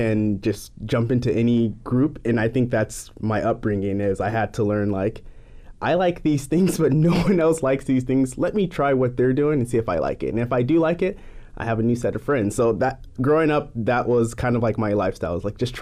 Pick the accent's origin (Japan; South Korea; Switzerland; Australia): Japan; English is a second language; moved away as an adult; now in United States; Home for me is Japan. I was born and raised in Japan